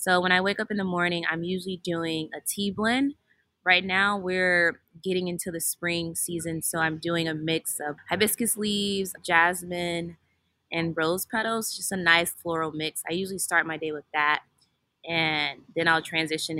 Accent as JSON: {"language": "English", "region": "Virginia", "country": "United States", "tie": "born or raised there", "said": "when I was growing up in Virginia"}